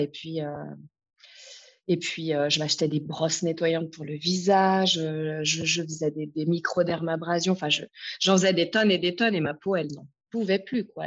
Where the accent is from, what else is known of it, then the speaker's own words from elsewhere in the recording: France; moved away as an adult; now in Lausanne, Switzerland; je suis française à la base et je vis à Lausanne depuis maintenant 15 ans